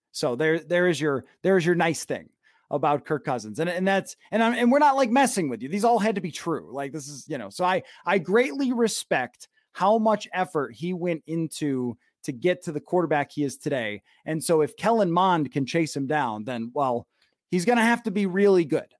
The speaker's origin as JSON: {"language": "English", "region": "the East", "country": "United States", "tie": "born or raised there", "moved": "as an adult", "lives_now": "Minnesota, United States", "said": "I grew up in the East"}